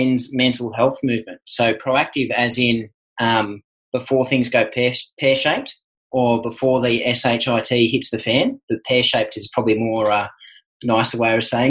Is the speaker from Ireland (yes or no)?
no; Australia; being an Aussie male